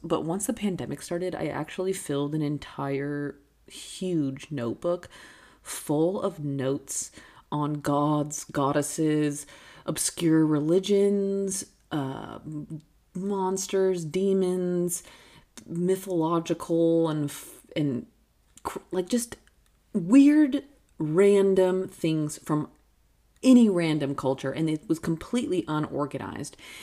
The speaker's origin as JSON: {"language": "English", "country": "United States", "said": "as an American"}